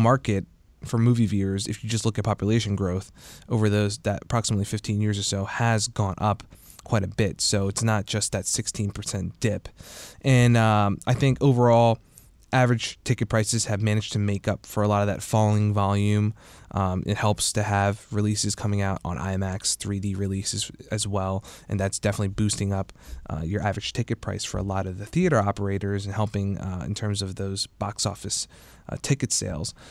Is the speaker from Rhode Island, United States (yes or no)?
no; New Jersey, United States; now in Washington, D.C., United States; my hometown back in Jersey